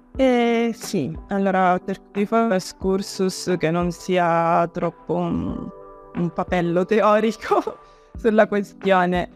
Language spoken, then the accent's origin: Italian; Palermo, Sicily, Italy; moved away as an adult; sono in realtà approdata riapprodata nella mia città natale